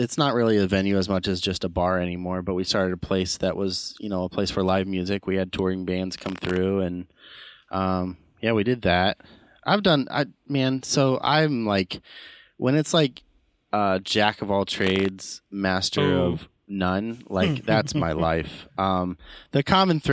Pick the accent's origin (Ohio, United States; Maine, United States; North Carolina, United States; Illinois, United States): Ohio, United States; Mansfield; also born or lived in Canton, Ohio; I'm from Mansfield, Ohio, which is like center of the state